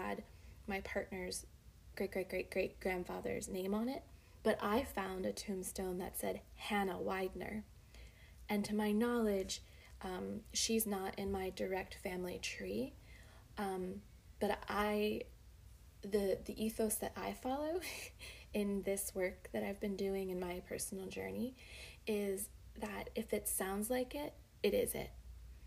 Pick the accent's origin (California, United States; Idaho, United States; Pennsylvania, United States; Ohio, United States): Pennsylvania, United States; Berks County; also born or lived in Woodbridge, Virginia; I grew up in Berks County